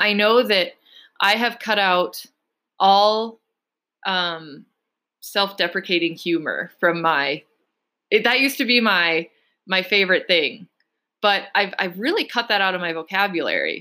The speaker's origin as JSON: {"language": "English", "country": "United States", "said": "being American"}